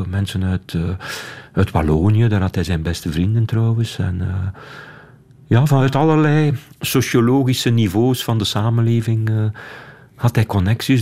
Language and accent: Dutch; Wetteren, Flanders, Belgium; ik ben opgegroeid in Wetteren.